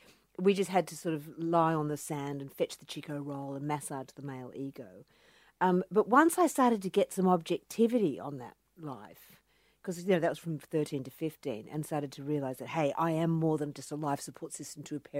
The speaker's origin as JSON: {"language": "English", "town": "Cronulla", "region": "New South Wales", "country": "Australia", "tie": "born or raised there", "said": "Well, I grew up in the Shire, which we call the Insular Peninsula, in Sydney, you know, at Cronulla."}